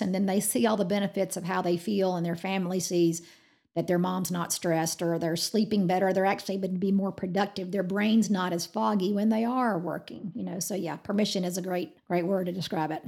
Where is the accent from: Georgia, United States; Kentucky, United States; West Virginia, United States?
Georgia, United States; now in Amarillo, United States; I'm from Georgia